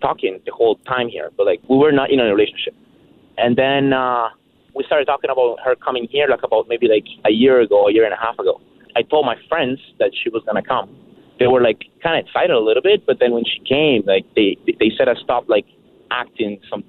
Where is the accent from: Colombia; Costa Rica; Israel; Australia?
Colombia; moved away as an adult; now in Burlington, Canada; I'm from Burlington. I'm from Colombia originally.